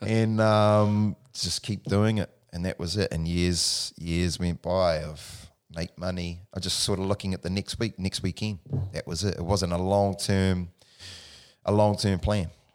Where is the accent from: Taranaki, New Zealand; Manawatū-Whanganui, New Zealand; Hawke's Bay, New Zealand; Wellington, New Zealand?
Manawatū-Whanganui, New Zealand; Palmerston North; born in Palmerston North, New Zealand, the Mani, uh, Manawa too. Um, grew up there with my mother